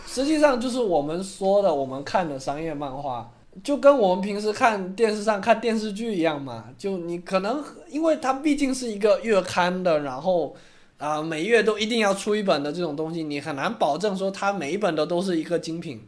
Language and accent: Chinese; China; 在我们中国人看来